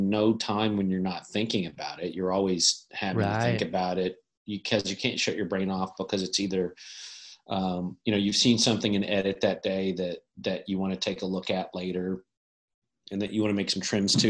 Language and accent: English; Kentucky, United States; now in California, United States; I'm from Kentucky originally